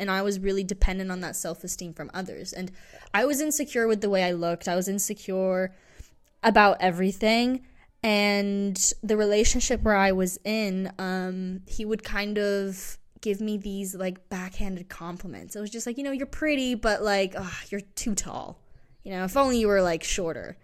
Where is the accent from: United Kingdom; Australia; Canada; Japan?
United Kingdom; England; moved away; growing up in England